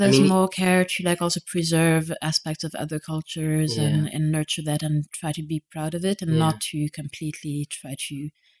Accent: Netherlands; born there; Yeah, and like, I was born in the Netherlands, which is super random, but that's because my father couldn't find jobs in France

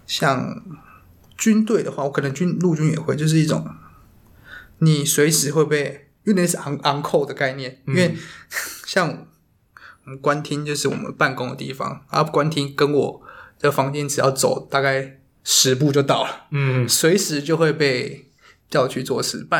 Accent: Taiwan; 我们台湾算是一个两千三百万人嘛，

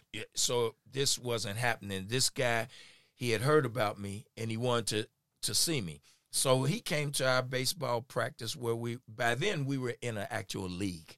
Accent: Kansas City, Missouri, United States; I'm from here in Kansas City. I born and raised here. Went to Lincoln High School.

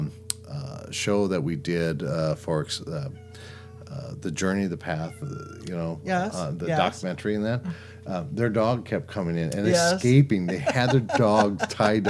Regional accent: South Dakota, United States; I'm born and raised in South Dakota

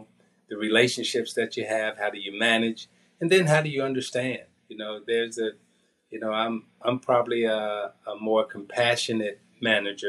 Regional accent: United States; Outside of the United States, I classify as an American.

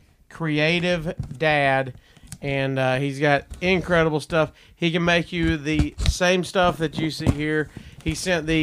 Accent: Gadsden, Alabama, United States; my hometown, Gadsden

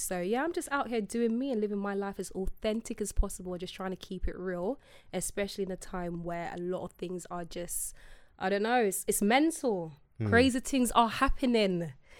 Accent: London, United Kingdom; I'm from South.

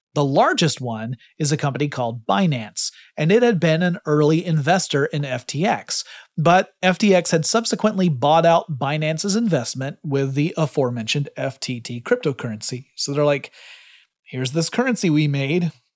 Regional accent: Georgia, United States; my home state of Georgia

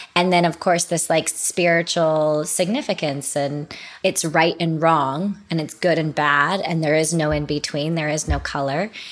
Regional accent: Utah, United States; we grew up in Utah

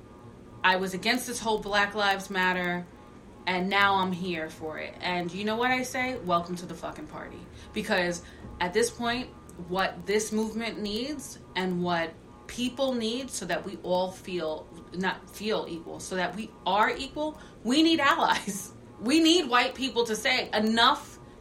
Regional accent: New York City, New York, United States; I grew up on Staten Island in the 80s and the 90s.

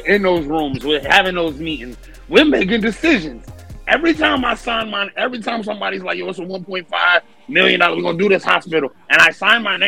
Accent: Detroit, Michigan, United States; I'm from Detroit

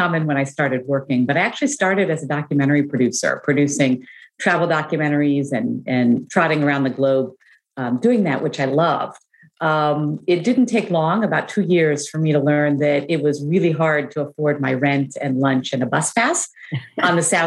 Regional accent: United States; also born or lived in Chicago / Brussels, Belgium; growing up in the United States

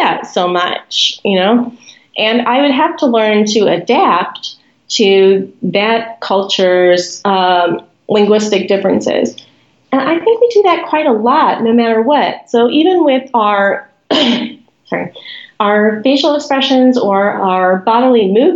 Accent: United States; I am an American

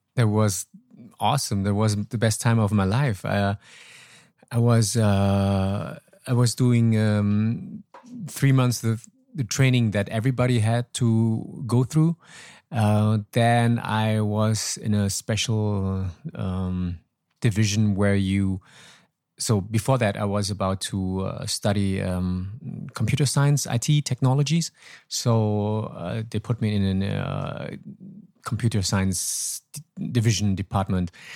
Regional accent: Troisdorf, North Rhine-Westphalia, Germany; moved away as an adult; also born or lived in Laos / Hanoi, Vietnam; now in Vietnam; south of Cologne where I was living, um, thirty-three years. So, it was my hometown, still ho-, my hometown

